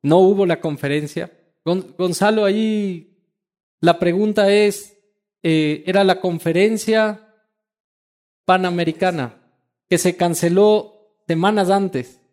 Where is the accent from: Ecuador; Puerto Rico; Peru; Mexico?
Ecuador